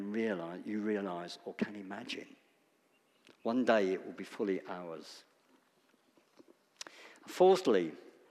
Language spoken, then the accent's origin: English; United Kingdom; Death is uncomfortable for us to talk about as British people